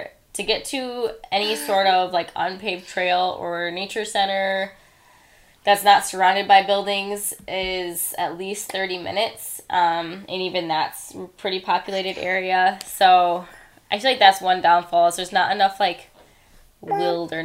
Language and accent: English; Sturgis, Michigan, United States; Sturgis, my hometown